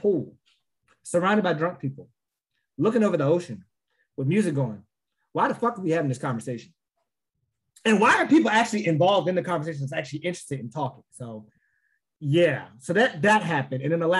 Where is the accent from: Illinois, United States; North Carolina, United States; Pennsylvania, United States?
Illinois, United States; Chicago; I'm from the South Side of Chicago.